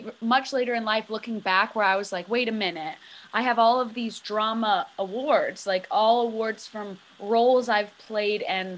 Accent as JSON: {"language": "English", "town": "Cheshire", "region": "Connecticut", "country": "United States", "tie": "born or raised there", "said": "I was born and raised in Cheshire, Connecticut"}